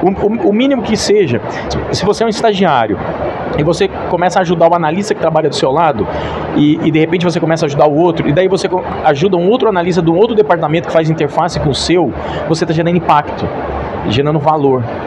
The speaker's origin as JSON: {"language": "Portuguese", "town": "Itaúna", "region": "Minas Gerais", "country": "Brazil", "said": "eu sou de Minas"}